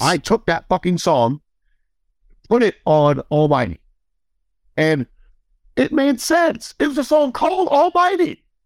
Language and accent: English; Midwest, United States; I came from the Midwest